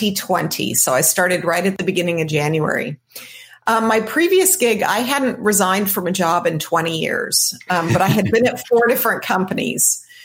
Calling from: Santa Barbara, California, United States; I'm joining you today from Santa Barbara, California.

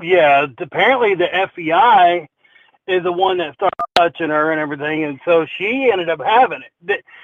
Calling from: Texas, United States; from Texas.

